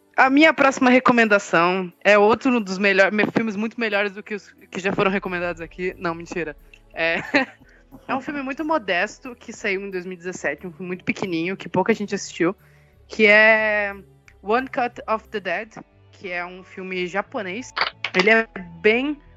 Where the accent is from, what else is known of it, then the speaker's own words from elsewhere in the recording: Blumenau, Santa Catarina, Brazil; eu sou de Santa Catarina, eu sou de Blumenau